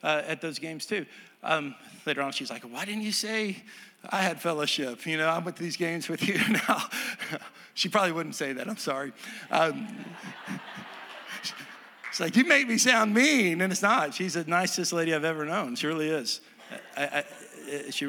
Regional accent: Texas, United States; moved away; I'm from Texas.

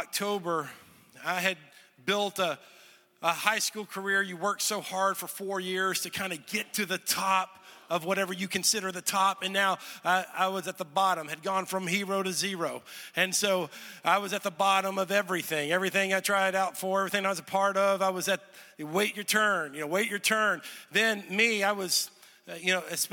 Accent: Texas, United States; moved away as an adult; also born or lived in Olathe, Kansas; I grew up in Texas and I went to college in Kansas. So I lived in the same house for 18 years

